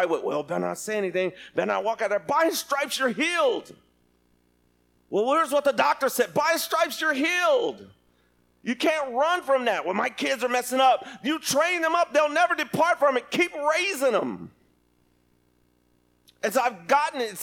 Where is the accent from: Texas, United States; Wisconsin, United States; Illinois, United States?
Texas, United States; Lubbock; I grew up in Lubbock, Texas